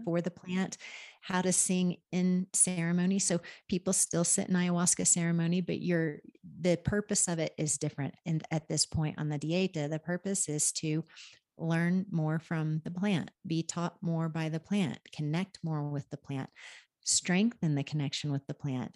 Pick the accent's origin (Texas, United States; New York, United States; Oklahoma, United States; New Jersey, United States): Oklahoma, United States; now in Pisac, Peru; I, I grew up in Oklahoma.